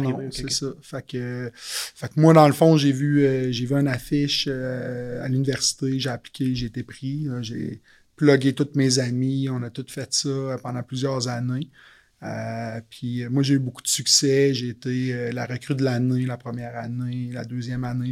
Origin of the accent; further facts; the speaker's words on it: Quebec City, Quebec, Canada; moved away as an adult; also born or lived in Montreal; je suis originaire de la ville de Québec. Je déménagé à Montréal à l'époque.